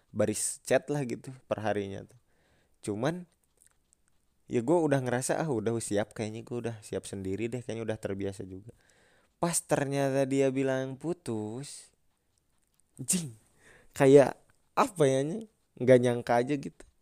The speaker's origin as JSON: {"language": "Indonesian", "town": "Bandung", "region": "West Java", "country": "Indonesia", "said": "gua orang Bandung udah lama"}